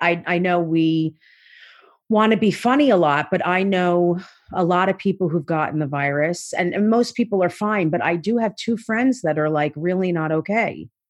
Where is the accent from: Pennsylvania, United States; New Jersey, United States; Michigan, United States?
New Jersey, United States; South Orange; I grew up in South Orange, New Jersey